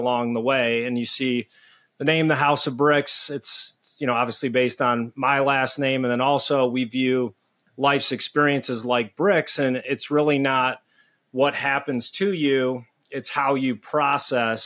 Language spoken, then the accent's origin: English; Detroit, Michigan, United States; now in Minnesota, United States; I was born and raised in Detroit